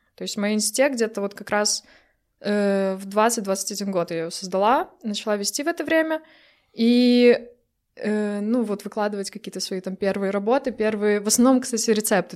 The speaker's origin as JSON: {"language": "Russian", "town": "Brest", "region": "Brest Region", "country": "Belarus", "moved": "as an adult", "lives_now": "Poland", "said": "Я из Бреста"}